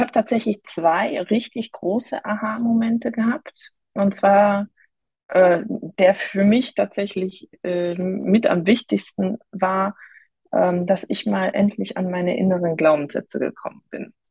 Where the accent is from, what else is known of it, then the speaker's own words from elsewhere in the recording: near Cologne, North Rhine-Westphalia, Germany; ich komme aus der Nähe von Köln